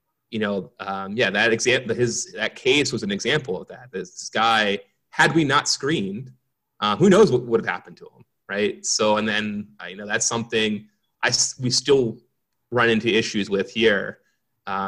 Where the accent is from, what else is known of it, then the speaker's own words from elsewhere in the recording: Philadelphia, Pennsylvania, United States; moved away; I'm originally from Philadelphia. I was back home